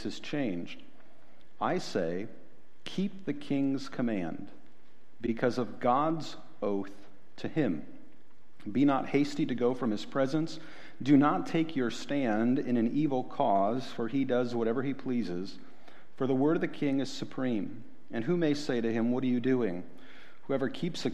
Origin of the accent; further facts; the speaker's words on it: Ohio, United States; I'm from Ohio